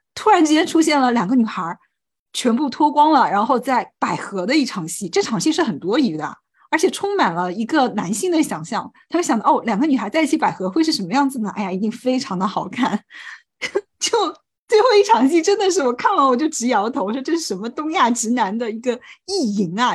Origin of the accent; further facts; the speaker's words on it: China; 作为中国人